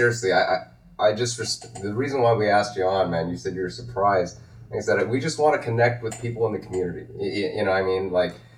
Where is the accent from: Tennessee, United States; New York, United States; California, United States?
California, United States; West Covina; born or raised there